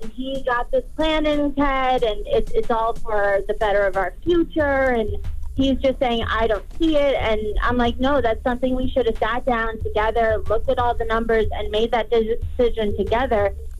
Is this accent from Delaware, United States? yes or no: no; New York, United States; I'm originally from New York.